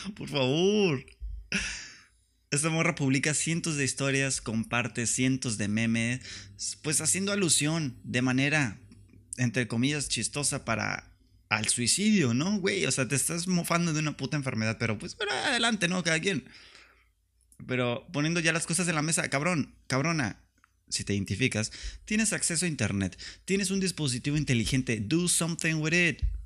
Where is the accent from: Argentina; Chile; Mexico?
Mexico; Tijuana, Baja California; now in Mexicali, Mexico; vivo en Mexicali y soy de Tijuana y me chingan porque soy de Tijuana